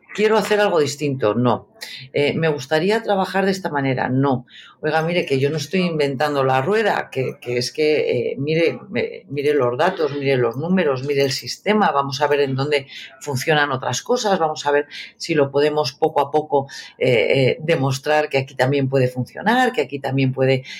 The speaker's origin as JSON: {"language": "Spanish", "town": "Burgos", "region": "Castile and León", "country": "Spain", "also_born_or_lived": "New York", "moved": "yes", "said": "yo soy periodista, eh, eh, soy de Burgos"}